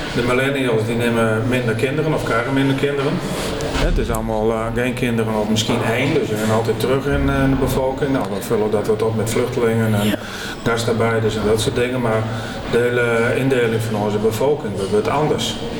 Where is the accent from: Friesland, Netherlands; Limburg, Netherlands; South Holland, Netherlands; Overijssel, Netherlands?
Friesland, Netherlands; Frisians; als Friesen